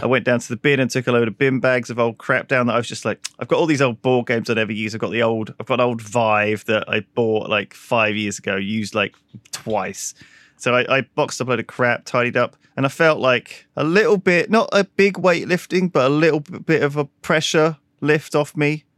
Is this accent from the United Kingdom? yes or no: yes; United Kingdom; as the British